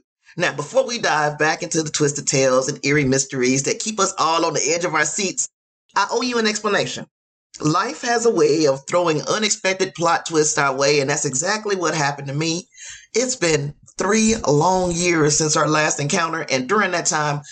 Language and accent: English; Gary, Indiana, United States; Indiana, of course, is my home state. I'm from Gary, Indiana